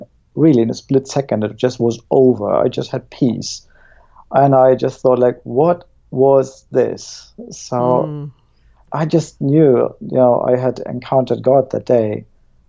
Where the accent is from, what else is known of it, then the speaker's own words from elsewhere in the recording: Germany; now in Plymouth, United Kingdom; I was born in East Germany